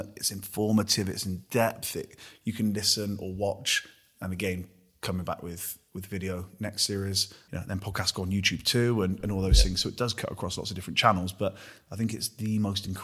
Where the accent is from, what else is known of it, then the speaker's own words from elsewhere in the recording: Gloucester, South West England, United Kingdom; I'm a knobhead from Gloucester